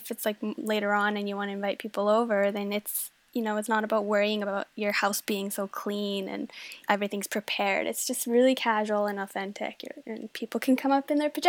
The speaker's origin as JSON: {"language": "English", "country": "Denmark", "tie": "born there", "said": "So I was born in Denmark and I have a very, very Danish family. And so it is just part of how we were growing up."}